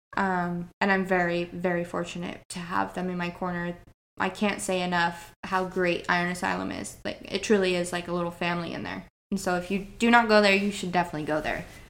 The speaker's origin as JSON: {"language": "English", "town": "Priest River", "region": "Idaho", "country": "United States", "tie": "born or raised there", "moved": "as an adult", "lives_now": "Alaska, United States", "said": "Northern Idaho. I grew up in Priest River, um, so Coeur d'Alene, Coeur d'Alene area."}